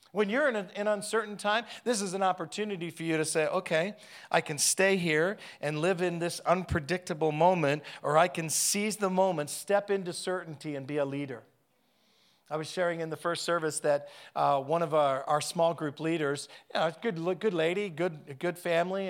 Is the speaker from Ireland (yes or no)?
no; Canada; I'm a Canadian